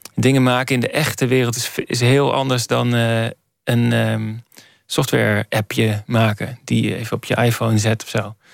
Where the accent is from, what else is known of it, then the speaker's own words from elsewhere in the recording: Borculo, Gelderland, Netherlands; moved away; ik ben geboren in Borculo.